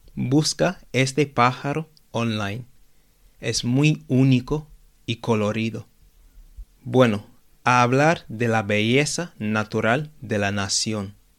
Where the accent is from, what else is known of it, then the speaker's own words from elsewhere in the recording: London, United Kingdom; yo crecí y vivo en Londres